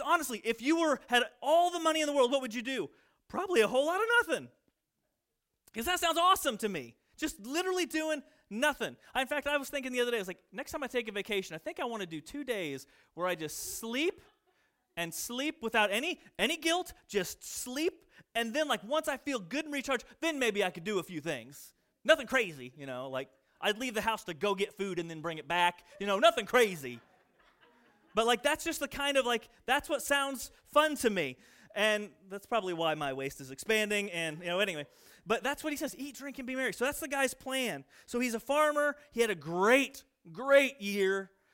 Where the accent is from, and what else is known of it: United States; born or raised there; moved away